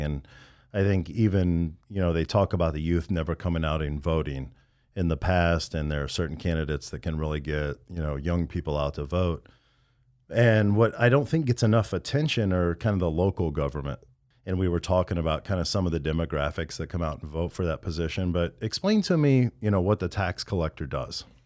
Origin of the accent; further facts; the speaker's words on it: Midwest, United States; moved away; I'm from the Midwest in rural America, and I couldn't wait to get out of there